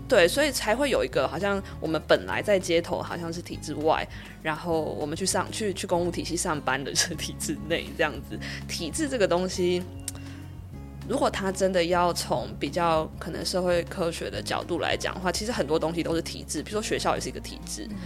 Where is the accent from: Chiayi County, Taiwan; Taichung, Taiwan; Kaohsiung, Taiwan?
Kaohsiung, Taiwan; moved away as an adult; also born or lived in Taipei; 我自己其实是在高中的时候，我是高雄人，所以我是大学之后才到台北